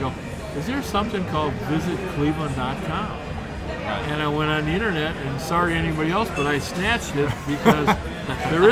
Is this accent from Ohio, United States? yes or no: yes; Lakewood, Ohio, United States; Lakewood, I grew up in Lakewood